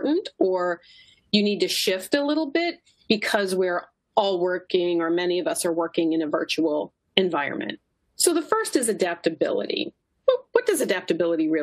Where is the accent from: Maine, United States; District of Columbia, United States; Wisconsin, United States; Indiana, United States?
Maine, United States; Kennebunk; now in Philadelphia, United States; my hometown is Kennebunk, Maine. Not truly a Mainer, I was not born there.